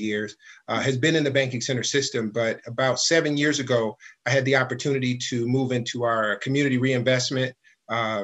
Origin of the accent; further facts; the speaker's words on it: Detroit, Michigan, United States; also born or lived in California / Germany; I grew up in Detroit, moved here from California when I was 4 and a half